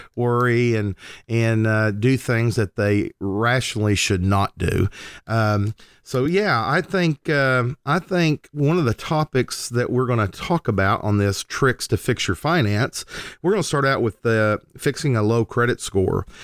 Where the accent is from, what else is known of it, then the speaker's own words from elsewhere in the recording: Lindsay, Oklahoma, United States; moved away as an adult; now in Oklahoma City, United States; I moved to the Oklahoma City metro area, uh, away from my hometown of Lindsay, Oklahoma